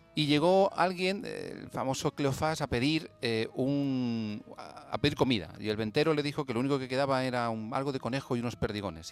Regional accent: Madrid, Community of Madrid, Spain; Yo nací en Madrid, pero es verdad que, bueno, eh, tenemos casa en el pueblo, hemos venido siempre

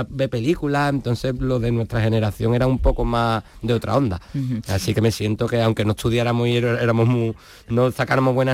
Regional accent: Jerez de la Frontera, Andalusia, Spain

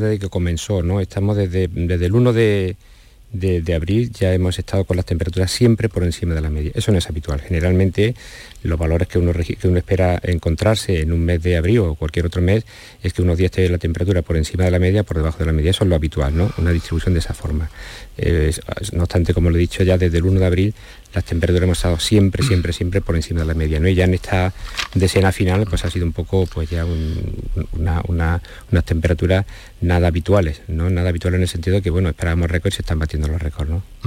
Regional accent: Andalusia, Spain; yo soy andaluz también

